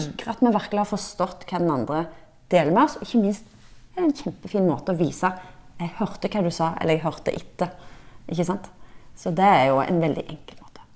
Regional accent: Norway; vi nordmenn

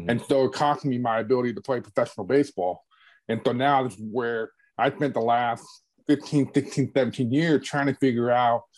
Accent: Clearwater, Florida, United States; moved away as an adult; also born or lived in Oklahoma; I grew up in Clearwater, Florida

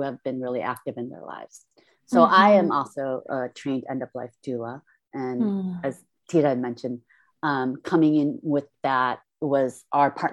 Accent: Detroit, Michigan, United States; born or raised there; also born or lived in Seoul, South Korea / Manhattan, Kansas

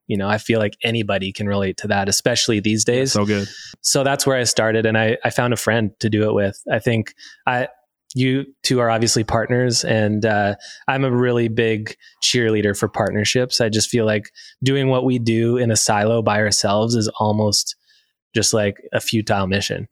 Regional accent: Sarnia, Ontario, Canada; now in Alberta, Canada; I'm from Ontario, a little place called Sarnia, Ontario, right are by the border.

